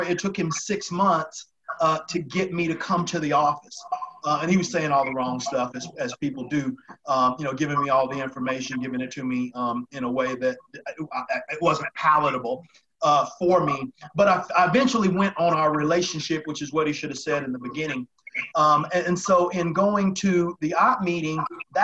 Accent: Chattanooga, Tennessee, United States; moved away; also born or lived in New York; I'm from Tennessee. So I grew up in Chattanooga, Tennessee

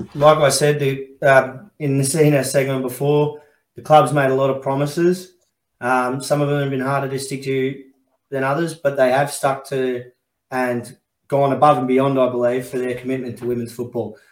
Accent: Werribee, Victoria, Australia; I'm only from Werribee

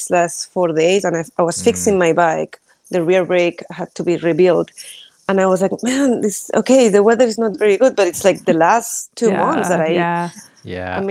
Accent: Spain; now in Brooklyn, United States; I'm from Spain

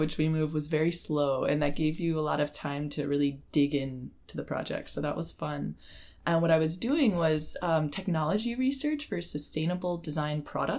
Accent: North Carolina, United States; now in Miami, United States; So I was born in North Carolina to a logistics manager and a data analyst.

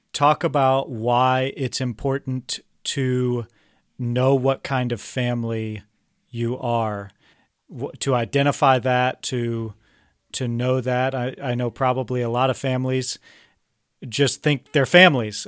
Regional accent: Kansas, United States; I'm from Kansas, which is definitely the Midwest.

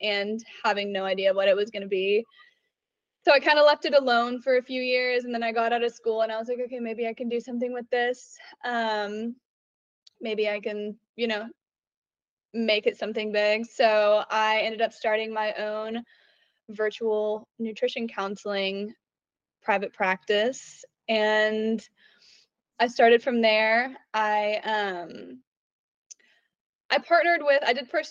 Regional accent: Oklahoma City, Oklahoma, United States; I grew up in Oklahoma City

